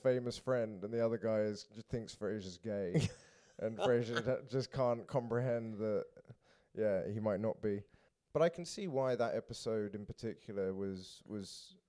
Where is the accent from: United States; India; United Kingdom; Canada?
United Kingdom; I'm British.